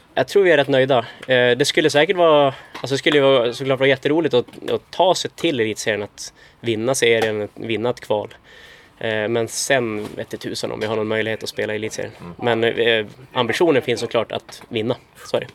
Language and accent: Swedish; Norrland, Sweden; now in Uppsala, Sweden; jag växte upp i Norrland